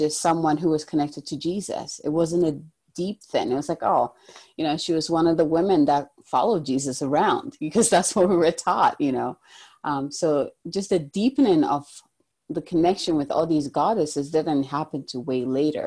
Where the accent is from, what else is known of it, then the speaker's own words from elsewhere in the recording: Ghana; moved away; originally I'm from Ghana, in the African culture in general, you hear a lot of goddesses. And I actually grew up learning about like the river goddess